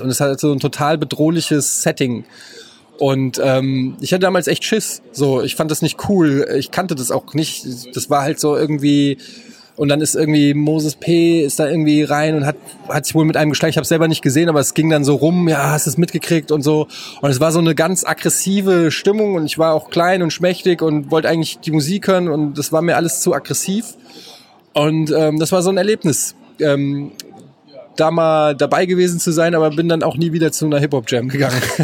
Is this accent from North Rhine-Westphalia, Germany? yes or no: no; Frankfurt, Hesse, Germany; als Frankfurter muss ich sagen, äh, feiere ich ihn total. Ich habe im Gallus gelebt